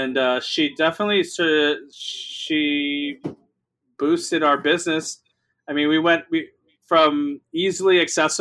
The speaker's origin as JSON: {"language": "English", "town": "Los Angeles", "region": "California", "country": "United States", "tie": "born or raised there", "also_born_or_lived": "New York", "said": "I grew up in East"}